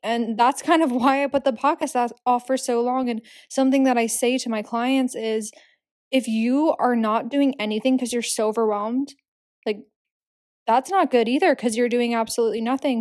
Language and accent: English; Philadelphia, Pennsylvania, United States; also born or lived in Hamburg, Germany; now in New York City, United States; I'm from Philadelphia